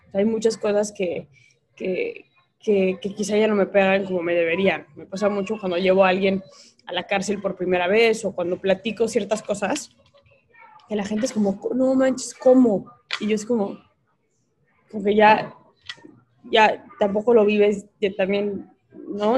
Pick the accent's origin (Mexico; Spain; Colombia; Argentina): Mexico; Mexico City; yo soy del Colegio Americano y es una escuela pues, laica eh, y bastante abierta eh, en la Ciudad de México